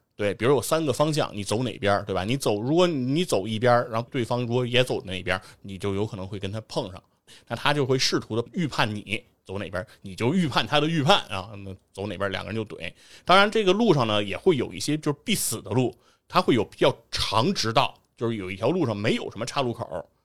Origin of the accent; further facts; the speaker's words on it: Beijing, China; 我老家那边拆迁了，哎，等于城里没有地儿住了，那得住到石景山，然后我还是在西城上学